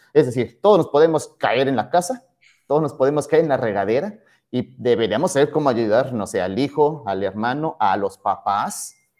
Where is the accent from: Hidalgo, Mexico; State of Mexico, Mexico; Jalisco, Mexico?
Hidalgo, Mexico; Pachuca; en Hidalgo, allá en Pachuca, de donde, de donde soy, originario, no habían escuelas de karate